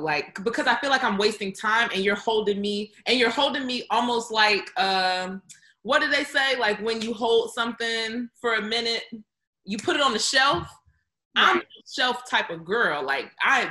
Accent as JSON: {"language": "English", "region": "the South", "country": "United States", "said": "I'm from the South"}